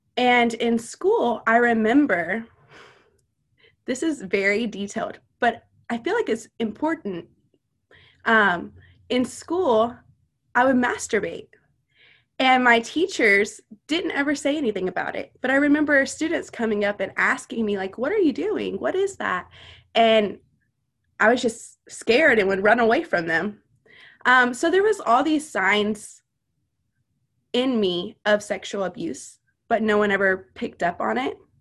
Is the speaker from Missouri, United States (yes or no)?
yes; Missouri, United States; also born or lived in Louisiana; Whenever I was five, we moved to Missouri from Louisiana